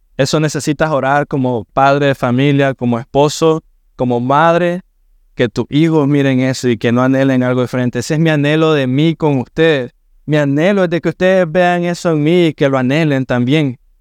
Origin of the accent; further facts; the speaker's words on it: Managua, Nicaragua; now in Matagalpa, Nicaragua; somos nacimos en Managua, mi esposo y yo